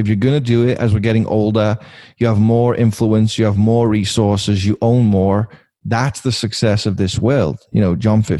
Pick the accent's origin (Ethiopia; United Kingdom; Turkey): United Kingdom; Liverpool, North West England; moved away; Growing up in Liverpool, England